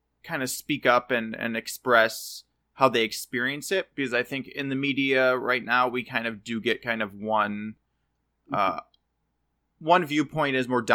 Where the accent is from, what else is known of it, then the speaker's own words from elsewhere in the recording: United States; I don't feel pride in being an American, like having been born here.